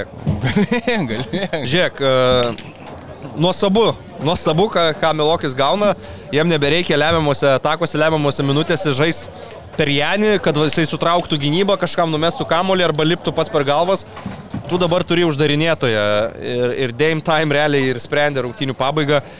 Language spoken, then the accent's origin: Lithuanian; Lithuania; mes lietuviai